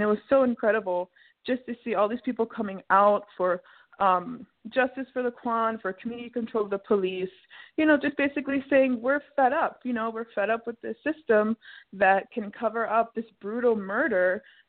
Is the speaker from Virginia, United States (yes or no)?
yes; Virginia, United States; born there; also born or lived in Orlando; now in Chicago, United States; I guess for me, I was born in Virginia, and I lived in Orlando for about 10 years, and then I moved to Chicago to go to grad school.